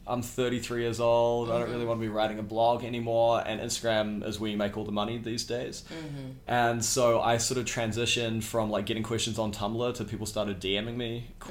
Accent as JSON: {"language": "English", "country": "New Zealand", "moved": "as an adult", "lives_now": "New York, United States", "said": "I'm 33 years old. I'm from New Zealand. I moved to New York in 2011."}